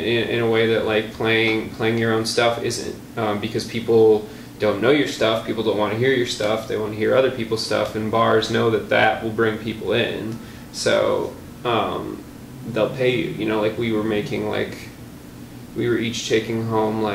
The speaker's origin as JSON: {"language": "English", "town": "Milwaukee", "region": "Wisconsin", "country": "United States", "tie": "born or raised there", "also_born_or_lived": "Galesburg, Illinois", "said": "I'm born and raised. I've been here for all but 3 years of my life, during which I was in Galesburg, Illinois. Mm-hmm. I've lived in the Milwaukee area forever."}